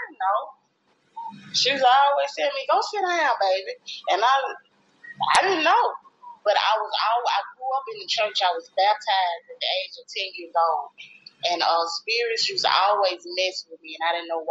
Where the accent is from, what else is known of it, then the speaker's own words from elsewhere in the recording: Greenwood, United States; also born or lived in Atlanta, Georgia; So I moved back to Greenwood when I was about 2 months old